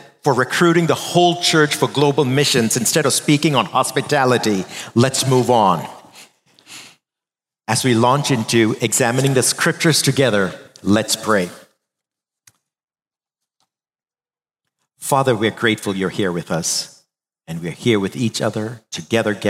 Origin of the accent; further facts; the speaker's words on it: India; moved away; growing up in India as boys, we were three of us brothers